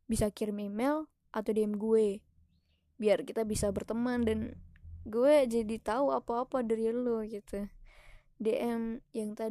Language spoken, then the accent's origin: Indonesian; Temanggung, Central Java, Indonesia; Gue terlahir dari daerah yang seperti itu di Temanggung. Lo cari deh Temanggung dari Jawa Tengah gue orang Jawa